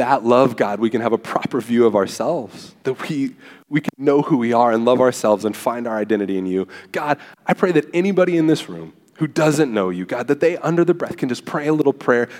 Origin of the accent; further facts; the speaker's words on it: Southern California, United States; moved away as an adult; now in Texas, United States; I'm from Southern California and moved here to Texas